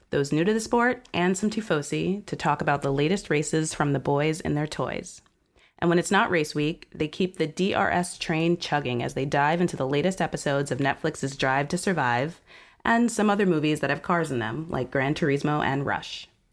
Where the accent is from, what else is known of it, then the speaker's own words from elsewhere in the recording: New York, United States; I'm from New York